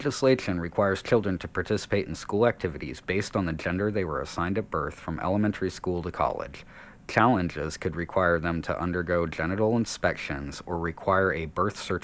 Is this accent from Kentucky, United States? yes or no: no; Kansas, United States; Kansas, my home state